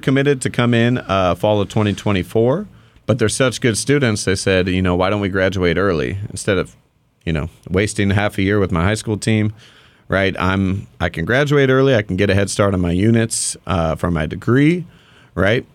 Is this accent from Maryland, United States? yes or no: no; Dana Point, California, United States; I grew up in Dana Point